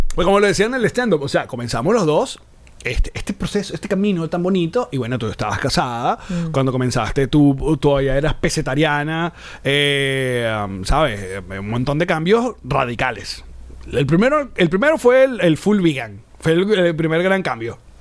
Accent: Venezuela; como venezolanos

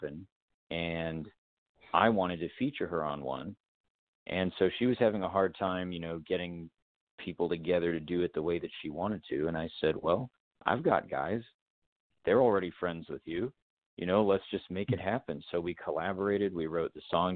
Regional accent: South Carolina, United States; We're actually from South Carolina, but I did spend a lot of time in North Carolina growing up

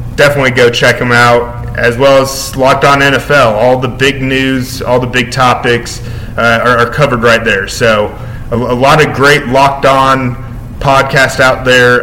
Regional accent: Kansas City, United States; I'm from Kansas City myself

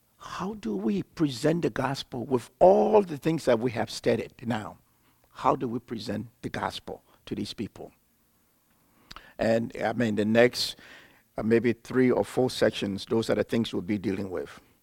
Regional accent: Liberia; I'm from Liberia, West Africa

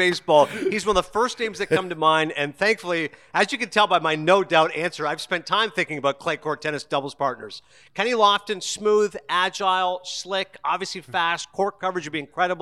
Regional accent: Toronto, Ontario, Canada; I'm going to go with Toronto as my hometown, but it's not

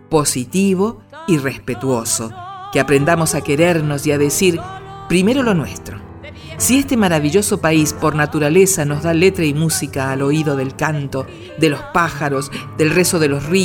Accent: Carmen de Patagones, Buenos Aires Province, Argentina; also born or lived in General Conesa, Río Negro; soy de Carmen de Patagones, el portal de la Patagonia.

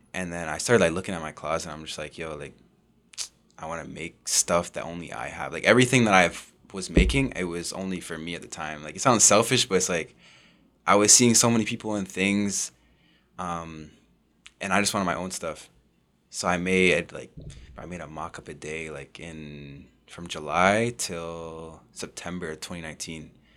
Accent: Oshawa, Ontario, Canada; also born or lived in Whitby; I grew up in Oshawa. I moved in about grade five

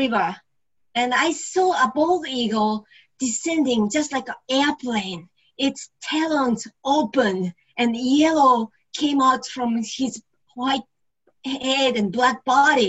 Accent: Yokohama, Kanagawa, Japan; moved away as an adult

